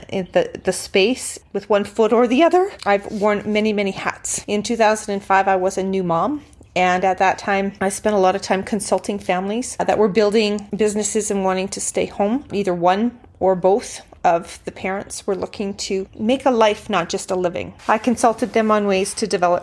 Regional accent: Calgary, Alberta, Canada; also born or lived in Houston, Texas / Banff, Alberta / DeWinton, Alberta / Okotoks, Alberta; I was born in Calgary, Alberta, Canada. I've lived in Houston, Texas, Banff, Alberta, DeWinton, Alberta, Okotoks, Alberta, in that order. And I've always come home to Calgary. Calgary is my home.

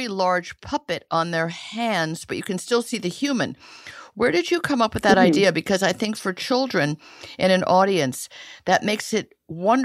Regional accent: Italy; moved away; I grew up in Italy where there were puppet shows in parks.

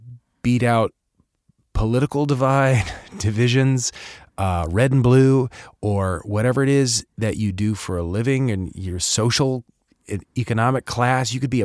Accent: East Coast, United States; born there; also born or lived in California / England / Midwest; I was born in the East Coast, but, you know, I then moved to California. I moved around a bunch of places. I've spent a lot of time in England and then the Midwest for, you know, a good chunk of my adolescence.

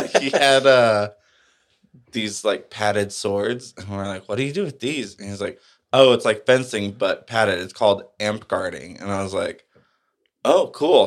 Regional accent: El Paso, Texas, United States; I grew up in El Paso

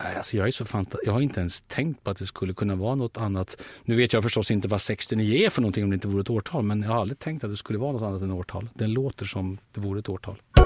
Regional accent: Sweden; Jag är så förfärligt svensk.

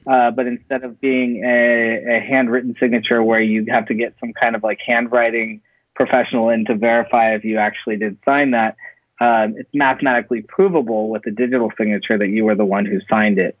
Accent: Silicon Valley, California, United States; moved away as an adult; also born or lived in Central Coast, California; now in Los Angeles, United States; I'm actually from Silicon Valley. Uh, that's where I uh, grew up

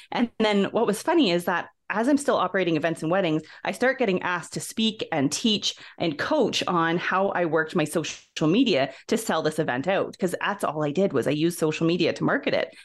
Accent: Ontario, Canada; moved away as an adult; now in Alberta, Canada; I'm originally from Ontario, Canada, and shortly after high school, I came out west to Alberta

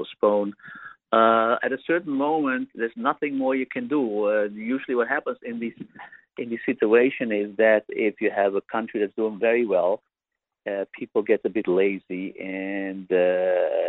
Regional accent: Amsterdam, North Holland, Netherlands; I'm a Dutch citizen. I'm from Amsterdam

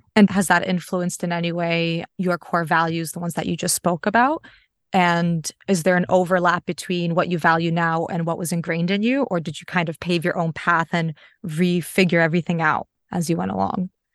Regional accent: United States; I'm Polish American, so both of my parents immigrated from Poland, so I'm a first generation in the U S. I was born there.

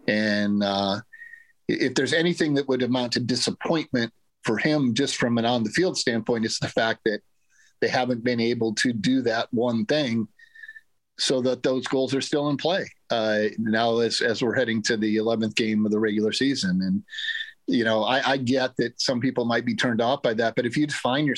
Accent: Ames, Iowa, United States; I grew up in Ames. Nobody ever thought, I mean, nobody ever thought Iowa State would have a chance to win every football game on its schedule.

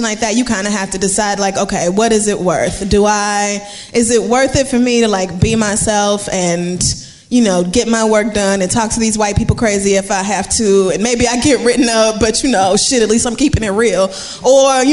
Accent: Barbados; moved away; I am from Barbados.

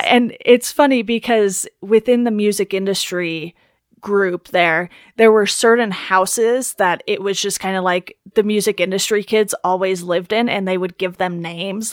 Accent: Orange County, California, United States; also born or lived in Philadelphia; growing up in Orange County instead of, like, L

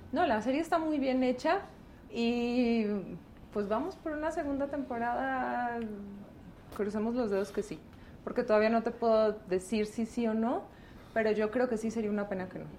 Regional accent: Medellín, Antioquia, Colombia; accent: paisa; moved away as an adult; now in Mexico; yo soy colombiana

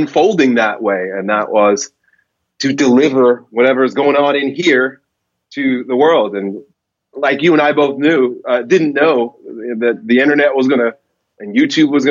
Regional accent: Long Island, New York, United States; I grew up in Long Island, a suburb of New York City

